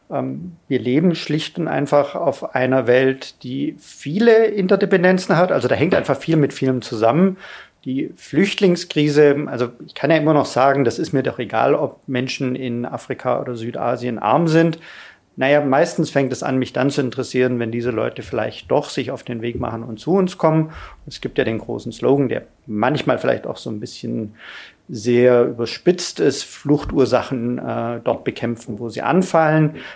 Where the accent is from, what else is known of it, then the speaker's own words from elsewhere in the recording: Bavaria, Germany; also born or lived in Ulm; ich bin geboren in Ulm, also von Haus aus ein Schwabe. Äh, ein württembergischer, bin dann aber in den bayerischen Wald gezogen